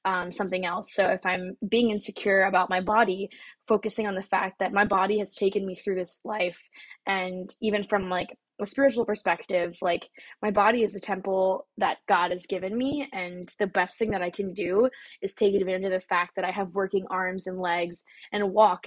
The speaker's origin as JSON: {"language": "English", "region": "Texas", "country": "United States", "also_born_or_lived": "Garland, Texas / Dallas, Texas", "moved": "as an adult", "lives_now": "New York City, United States", "said": "I'm just a Texan"}